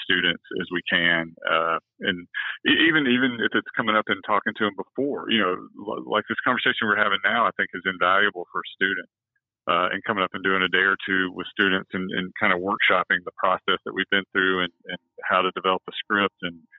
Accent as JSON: {"language": "English", "town": "Cartersville", "region": "Georgia", "country": "United States", "tie": "born or raised there", "also_born_or_lived": "Rome, Georgia", "said": "I grew up in Cartersville, and it was a really wonderful place to grow up."}